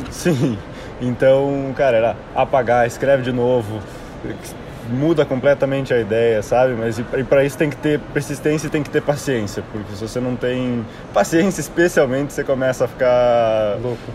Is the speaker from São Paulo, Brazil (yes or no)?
no; Curitiba, Paraná, Brazil; moved away as an adult; now in Atlanta, United States; sou de Curitiba, né, nasci aqui em Curitiba e morei minha vida inteira aqui até né, sair para a faculdade.